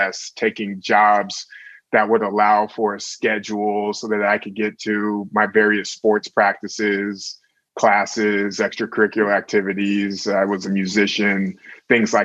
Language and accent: English; Sacramento, California, United States; moved away; also born or lived in Oakland, California / New York City; grew up a lot in Sacramento